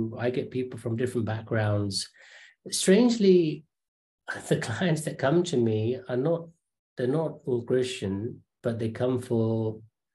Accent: London, United Kingdom; also born or lived in Kenya; we had finally settled in London. So parents in that generation naturally wanted to move into an area where there are good schools. So we were in Northwest London.

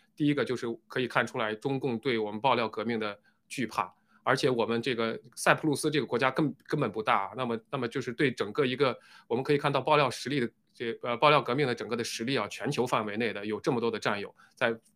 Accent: China; 我们中国人

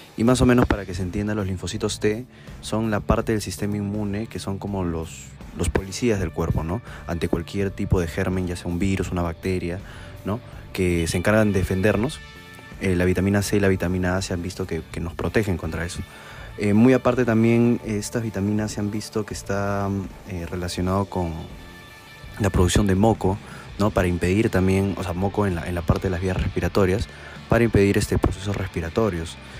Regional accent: Tacna, Peru; soy de la ciudad de Tacna y soy médico egresado de la Universidad Privada de Tacna

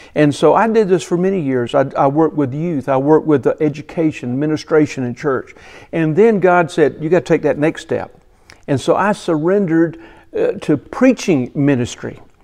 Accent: Bishopville, South Carolina, United States; I grew up near Bishopville, South Carolina

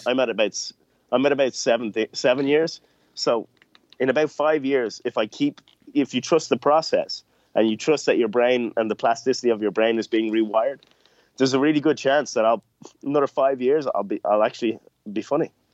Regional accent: Ireland; growing up in Ireland

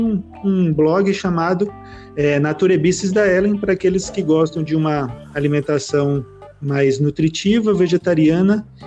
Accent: Palmas, Tocantins, Brazil; also born or lived in São Paulo; now in Sinop, Brazil; é, eu sou nascido em São Paulo, cresci em Palmas, Tocantins, rodei a metade desse Brasil e atualmente eu estou morando aqui em Sinop, Mato Grosso.

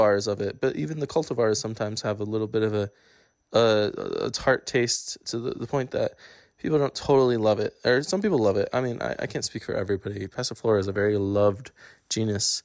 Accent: East Coast, United States; coming from living in the East Coast

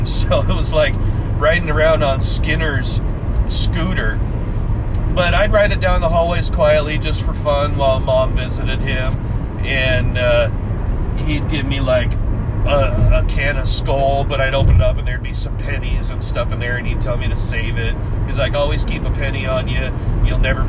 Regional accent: Washington, United States; moved away; we grew up in Washington

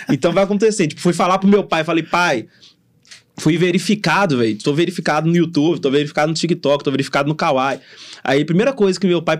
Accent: Contagem, Minas Gerais, Brazil; eu falo que eu sou de contagem pra vocês aqui

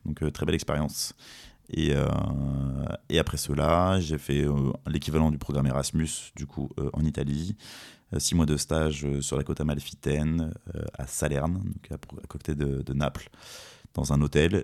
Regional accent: Fontainebleau, Île-de-France, France; je suis originaire de la région de Fontainebleau

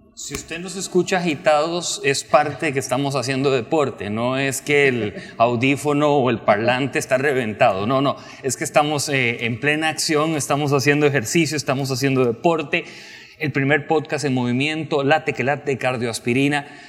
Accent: Costa Rica; soy periodista costarricense

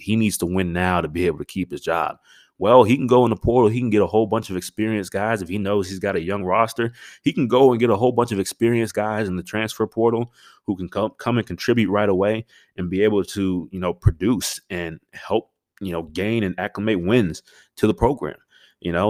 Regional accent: Stafford, Virginia, United States; I grew up uh, in Northern Virginia, uh, a town called Stafford

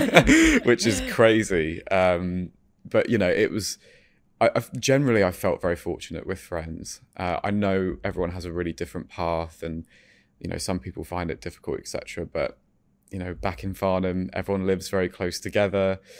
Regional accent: France; So I grew up in France, and I don't really have many memories, if I'm honest, from that time, but I was very happy.

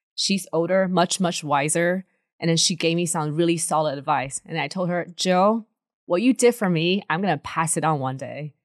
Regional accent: China; moved away; I grew up in China

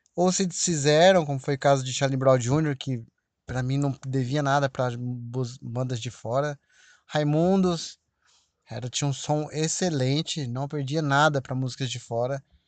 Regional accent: Brazil; aqui no Brasil, óbvio, né? Minha terra

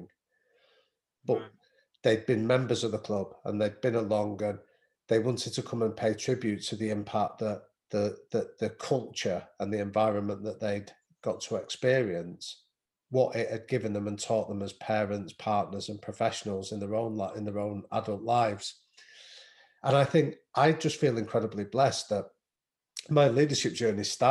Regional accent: Manchester, North West England, United Kingdom; I grew up in North Manchester

